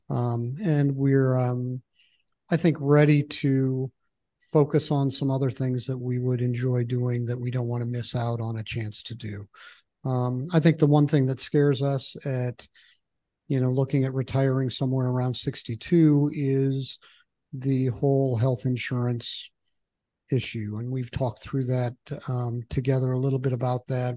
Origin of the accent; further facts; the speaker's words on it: Michigan, United States; moved away; I grew up in Michigan